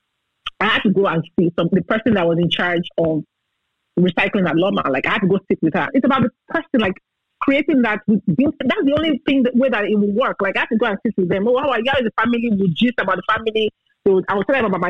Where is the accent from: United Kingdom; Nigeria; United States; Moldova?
Nigeria; as a Nigerian citizen, with my green passport. That's my only passport